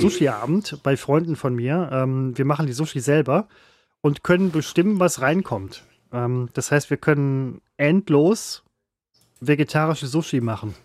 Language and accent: German; Ruhr area, North Rhine-Westphalia, Germany; ich komme aus dem Ruhrpott